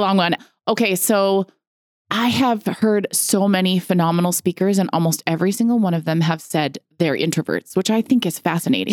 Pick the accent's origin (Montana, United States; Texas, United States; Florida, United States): Montana, United States; I'm from the States. We're, we're in the States. I'm from Montana